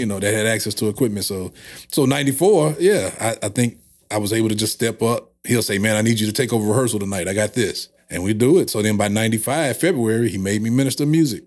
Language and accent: English; St. Louis, Missouri, United States; I grew up on the west side of Saint Louis.